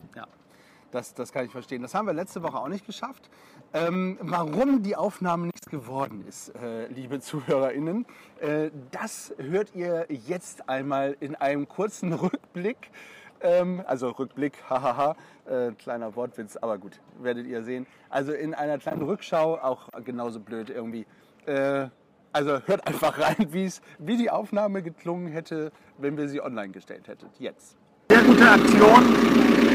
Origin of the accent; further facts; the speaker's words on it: Bremerhaven, Bremen, Germany; moved away; ich bin ja gebürtiger Bremerhavener